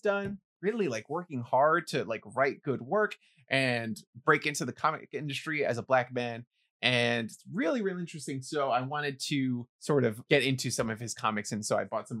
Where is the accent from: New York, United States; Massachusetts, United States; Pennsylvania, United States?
New York, United States; New York City; someone growing up in the Bronx